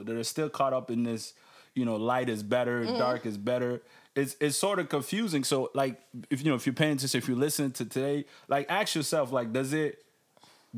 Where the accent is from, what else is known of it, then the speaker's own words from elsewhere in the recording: Maryland, United States; now in Canada; I grew up in Maryland